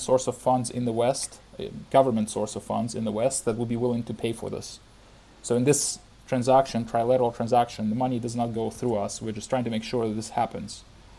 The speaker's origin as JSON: {"language": "English", "country": "Ukraine", "tie": "born or raised there", "also_born_or_lived": "Moscow, Russia / United States / San Francisco, United States", "moved": "as an adult", "said": "I grew up in Ukraine, finished high school, went to Moscow to do my undergrad and lived there for 6 years, did my master's as well, and then came to the U.S. for my PhD, and after my PhD went to Silicon Valley"}